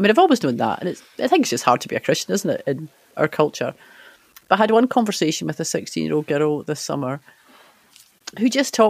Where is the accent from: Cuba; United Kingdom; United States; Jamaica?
United Kingdom; Scotland; And I'm just left wondering where we go as a Scottish culture so that you can actually say to your friend, you know, I follow Jesus and this is why